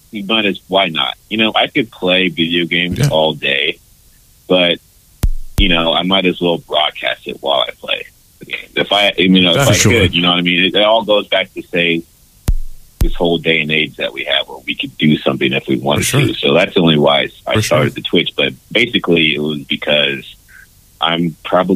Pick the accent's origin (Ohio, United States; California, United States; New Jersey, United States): California, United States; moved away as an adult; also born or lived in Texas; I'm from California